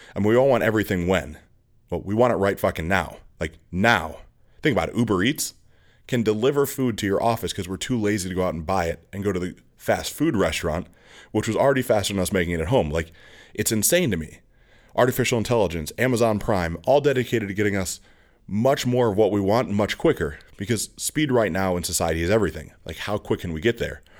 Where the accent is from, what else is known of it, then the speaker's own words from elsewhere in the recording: outside of East Aurora, New York, United States; I grew up outside of East Row, New York